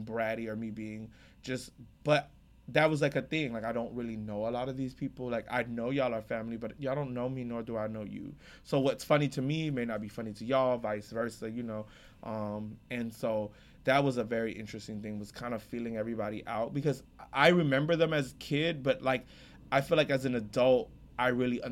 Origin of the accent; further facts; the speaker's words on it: United States; I grew up in America